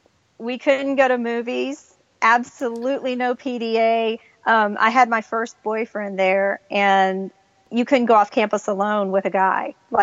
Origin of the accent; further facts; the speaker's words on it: Miami, Florida, United States; moved away as an adult; also born or lived in Lynchburg, Virginia; now in Nashville, United States; I've lived here longer than I lived at home, which I was born and raised in Miami. Lived there the first 18 years of my life. And when I was in school, I went to a Christian school.